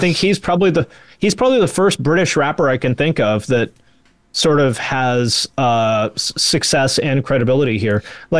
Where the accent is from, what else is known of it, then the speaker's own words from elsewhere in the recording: Seattle, Washington, United States; I'm from the Seattle area.